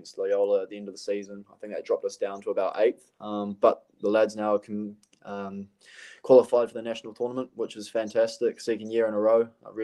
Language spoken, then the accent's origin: English; Auckland, New Zealand; moved away as an adult; my hometown club, Birkenhead United